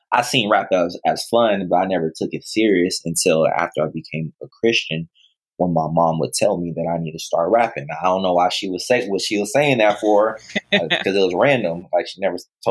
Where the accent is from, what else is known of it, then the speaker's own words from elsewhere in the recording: Pittsburg, California, United States; also born or lived in Oakland, California; I grew up in Pittsburgh, California